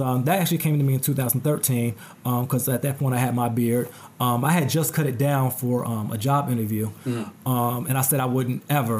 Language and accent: English; New Jersey, United States; Which, you know, I'm from Jersey, but, you know, still, I got to travel for it.